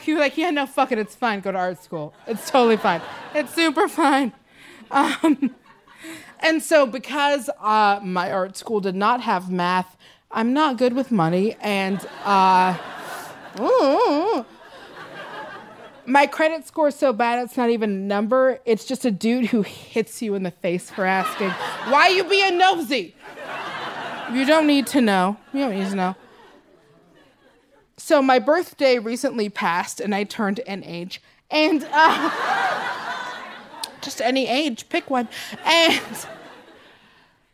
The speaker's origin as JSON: {"language": "English", "town": "Seattle", "region": "Washington", "country": "United States", "moved": "yes", "lives_now": "Los Angeles, United States", "said": "I'm from Seattle, Washington"}